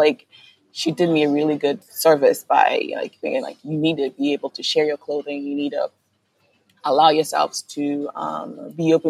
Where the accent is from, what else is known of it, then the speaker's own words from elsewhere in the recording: Kumasi, Ashanti, Ghana; I grew up in Kumasi in a house full of close relatives.